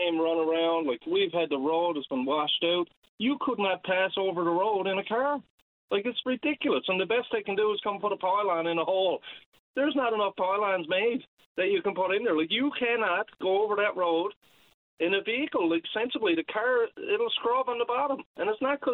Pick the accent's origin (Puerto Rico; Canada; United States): Canada; Whitbourne, Newfoundland and Labrador; also born or lived in Markland; I grew up in Whitburn, and I spent the majority of my life in Markland